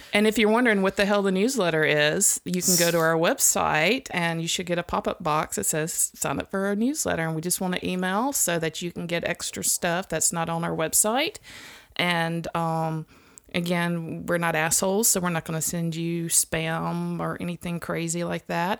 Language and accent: English; Mississippi, United States; I'm from Mississippi